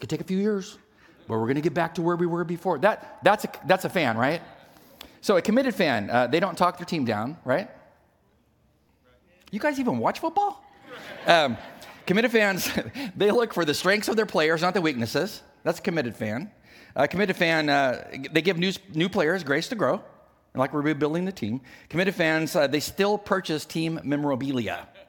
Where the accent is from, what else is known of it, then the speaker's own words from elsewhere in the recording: California, United States; I didn't know people from the East Coast because I was from the West Coast.